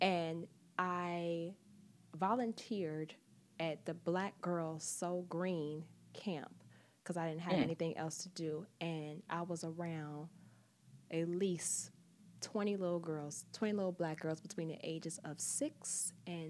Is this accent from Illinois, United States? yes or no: yes; Chicago, Illinois, United States; now in New York, United States; I'm from Chicago. I'm from the Midwest. I moved to New York by myself.